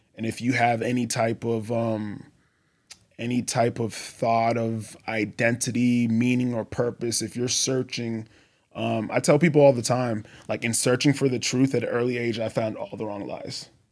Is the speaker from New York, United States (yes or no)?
no; Boston, Massachusetts, United States; moved away as an adult; also born or lived in Texas / Colorado; I grew up in Boston, Massachusetts